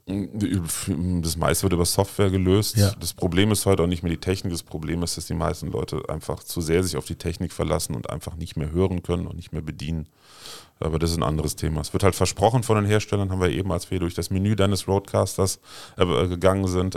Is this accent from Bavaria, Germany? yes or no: no; Glees, Rhineland-Palatinate, Germany; also born or lived in Heimersheim; ich bin auf einem kleinen Dorf in der Nähe von Maria Laach in Glees aufgewachsen